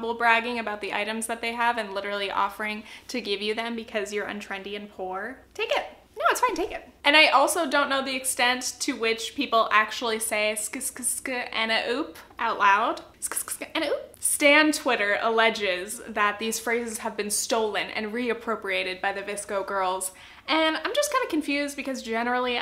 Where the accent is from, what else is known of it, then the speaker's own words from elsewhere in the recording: Southern California, United States; I'm from Southern California